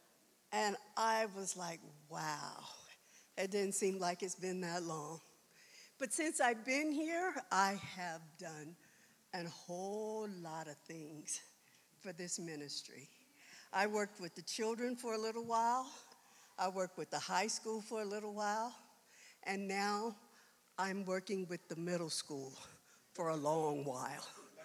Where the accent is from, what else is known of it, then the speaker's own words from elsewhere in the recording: Washington, District of Columbia, United States; moved away as an adult; also born or lived in South Carolina / Arlington, Virginia; now in Colorado, United States; I was born in South Carolina. I was raised in Washington, D.C., in the Virginia area. I graduated from high school in Arlington, Virginia